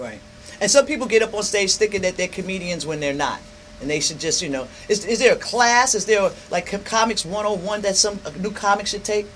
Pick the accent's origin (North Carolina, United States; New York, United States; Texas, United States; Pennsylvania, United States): New York, United States; I come from New York. Now, I wasn't, where I grew up, it wasn't poverty.